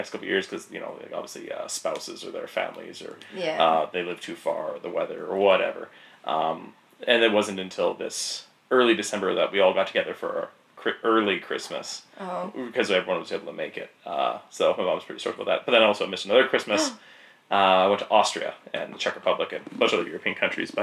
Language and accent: English; Grimshaw, Alberta, Canada; I grew up in Grimshaw next to the Peace River